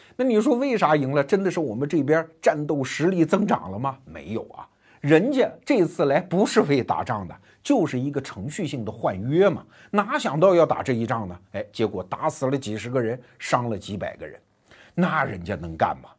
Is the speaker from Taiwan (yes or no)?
no; China; 我们中国人